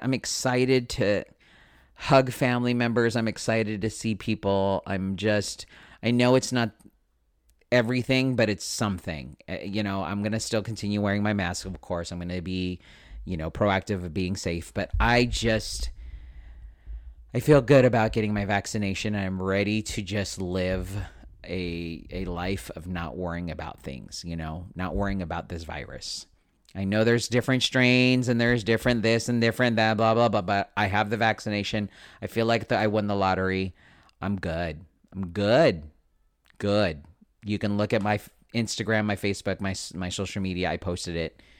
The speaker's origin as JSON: {"language": "English", "country": "United States", "tie": "born or raised there", "said": "I was born and raised here in America"}